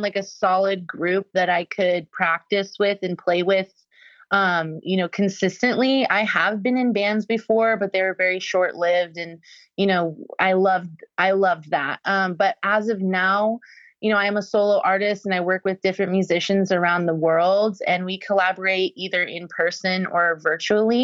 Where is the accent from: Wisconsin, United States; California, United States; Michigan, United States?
California, United States; Bay Area; moved away; also born or lived in San Diego / Los Angeles / San Francisco / Nashville; I am a Bay Area native. I was born in San Diego, raised in the Bay Area